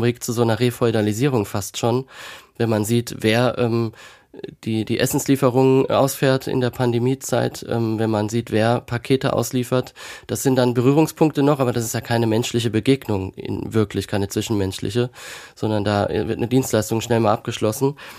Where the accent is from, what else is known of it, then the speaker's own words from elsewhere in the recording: Kaiserslautern, Rhineland-Palatinate, Germany; von Kaiserslautern, meiner Geburtsstadt